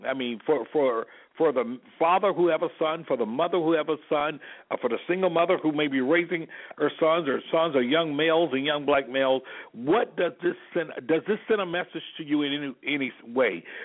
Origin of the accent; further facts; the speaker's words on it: Selma, Alabama, United States; myself being born and raised in Selma, Alabama